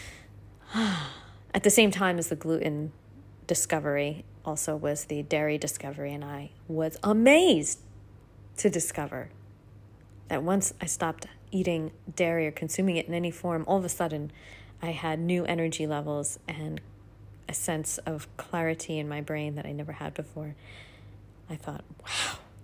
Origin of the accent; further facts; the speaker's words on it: United States; now in Australia; I'm an American